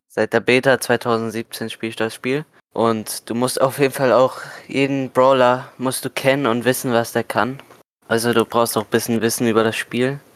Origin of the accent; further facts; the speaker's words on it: Germany; Ich komme aus Deutschland